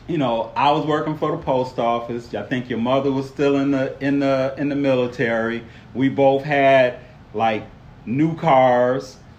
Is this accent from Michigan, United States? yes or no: yes; Detroit, Michigan, United States; I grew up in Detroit.